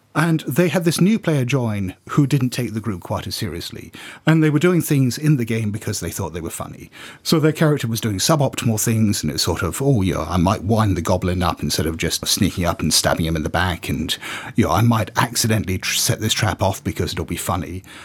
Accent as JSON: {"language": "English", "country": "United Kingdom", "said": "I'm just being very British"}